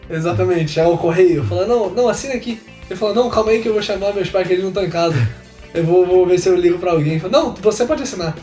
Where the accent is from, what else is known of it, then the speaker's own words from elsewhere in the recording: Nilópolis, Rio de Janeiro, Brazil; Nilópolis, grande cidade da Baixada Fluminense, pra quem não sabe, é a cidade de onde sou.